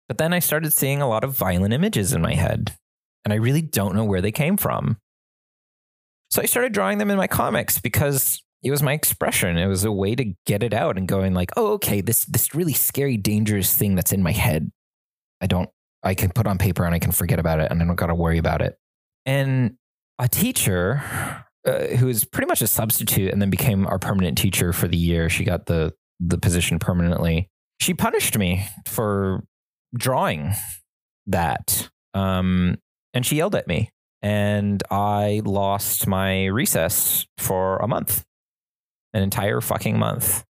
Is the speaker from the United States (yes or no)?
yes; suburban Southern California, United States; we were in suburban Southern California